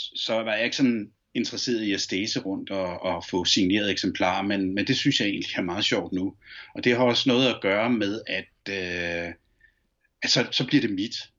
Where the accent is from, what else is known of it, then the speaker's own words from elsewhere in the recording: Copenhagen, Capital Region of Denmark, Denmark; da jeg voksede op på Ammerbrogade